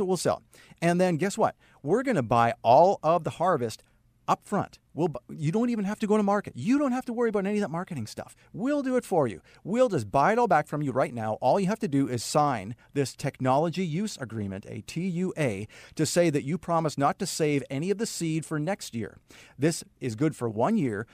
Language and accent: English; Saskatoon, Saskatchewan, Canada; moved away; I started a career at an ad agency in Saskatoon, Saskatchewan, uh, where I'm originally from Canada